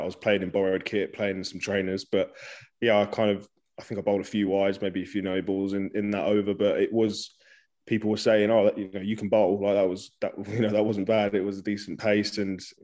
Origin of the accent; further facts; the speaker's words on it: Suffolk, East of England, United Kingdom; where I grew up in Suffolk